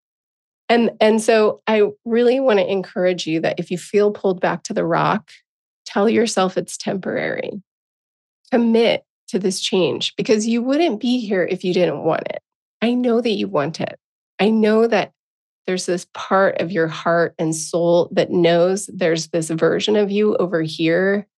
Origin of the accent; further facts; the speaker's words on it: Encinitas, California, United States; moved away as an adult; also born or lived in Portland; I'm going back to my hometown of Encinitas, California